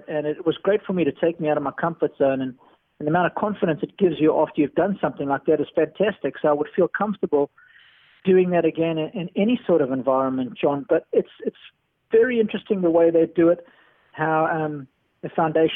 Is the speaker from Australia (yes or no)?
no; South Africa